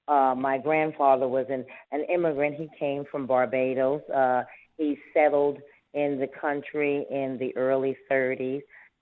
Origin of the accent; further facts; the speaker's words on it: New York, United States; born there; And then I was born here in the United States, so I was like the first generation over here.